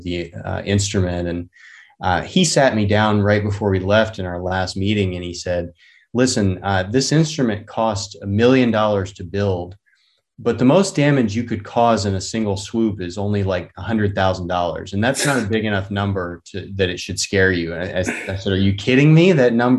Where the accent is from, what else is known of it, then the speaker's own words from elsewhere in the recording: North Carolina, United States; now in California, United States; I grew up in North Carolina, so about as far away from California as you can be in the U.S.